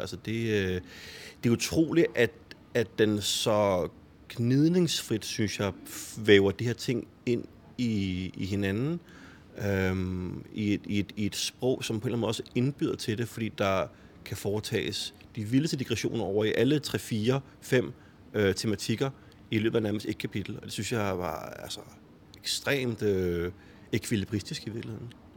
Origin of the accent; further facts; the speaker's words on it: Copenhagen, Capital Region of Denmark, Denmark; Jeg er jo også vokset op i urbanplanen og har også altid gået til fodbold i, i Fremad Amager